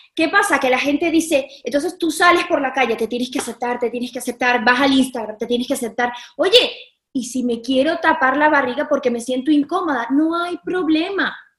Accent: Caracas, Capital District, Venezuela; yo me, sentía varguense, aunque yo soy caraqueña

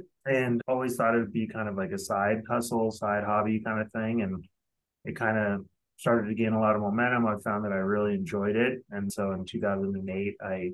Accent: Denver, Colorado, United States; moved away as an adult; also born or lived in Los Angeles, California; I'm originally from Denver, Colorado, and I spent over 20 years in Los Angeles

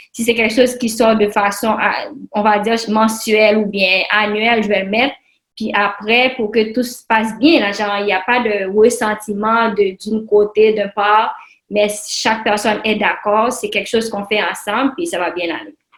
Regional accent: Haiti; now in Canada; je suis haïtienne, puis mes parents sont en Haïti

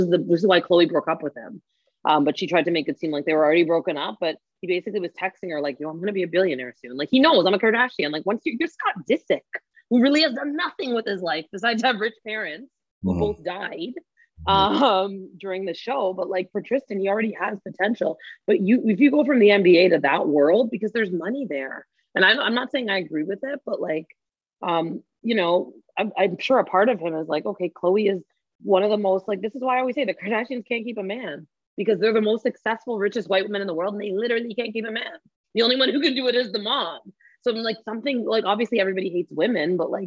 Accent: Toronto, Ontario, Canada; I'm from Scarborough

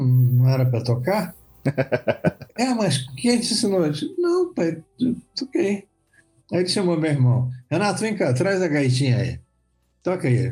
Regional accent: Rio de Janeiro, Brazil; also born or lived in Vitória, Espírito Santo; eu vim muito cedo para o Rio, só vim com três anos de idade, né? Então eu, eu falo, eu sou carioca, na verdade, mas adoro minha terra

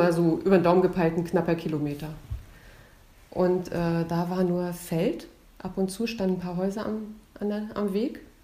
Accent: near Stralsund, Mecklenburg-Vorpommern, Germany; Wir sind in Norddeutschland aufgewachsen, in der Nähe von Stralsund

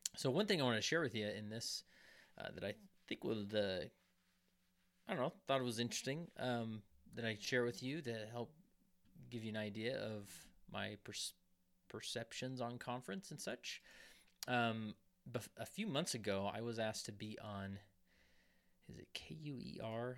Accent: West Valley City, Utah, United States; even though I don't live in West Valley anymore, but it's my, it's my hometown.

